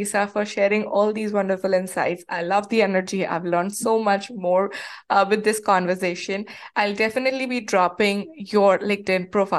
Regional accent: India; moved away; my professional journey in this new country when I moved here from India.

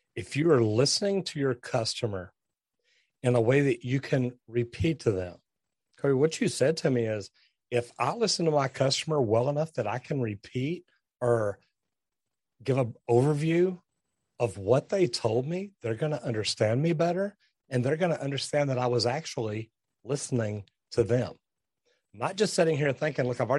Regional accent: Texas, United States; I'm from Texas

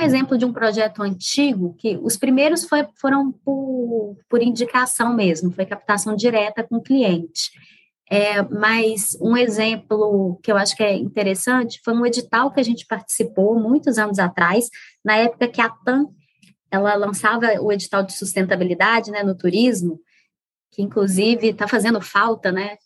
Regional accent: Minas Gerais, Brazil; moved away; sou mineira. Hoje em dia não moro em Minas. Aliás, tem bastante tempo que eu não moro em Minas, mas o coração é mineiro

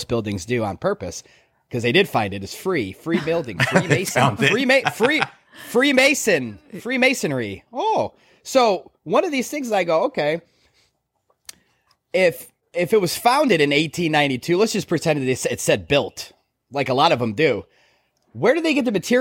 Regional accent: Chicago, Illinois, United States; I grew up in Chicago.

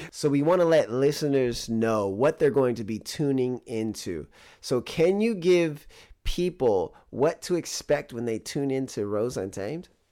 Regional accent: Bay Area, California, United States; growing up in the Bay Area

